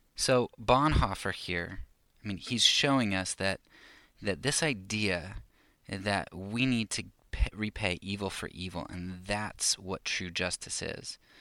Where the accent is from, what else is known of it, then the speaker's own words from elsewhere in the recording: United States; as American conservative Christians